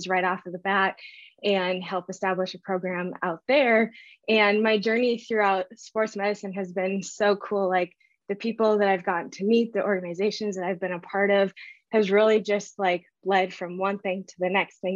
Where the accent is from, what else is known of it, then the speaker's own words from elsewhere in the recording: Northern Minnesota, United States; now in West Fargo, United States; I am from Northern Minnesota originally, grew up in a super small town.